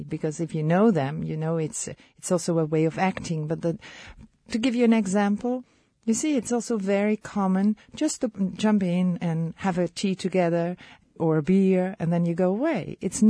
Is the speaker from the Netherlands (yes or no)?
yes; Netherlands; born there; I was born in the Netherlands.